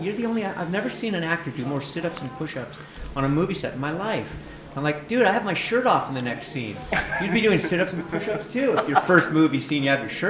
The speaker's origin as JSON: {"language": "English", "region": "California", "country": "United States", "said": "I'm from California"}